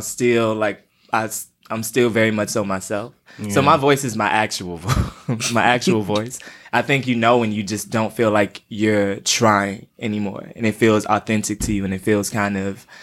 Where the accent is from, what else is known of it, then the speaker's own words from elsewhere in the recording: Atlanta, Georgia, United States; I'm from Atlanta. So I grew up the oldest of three boys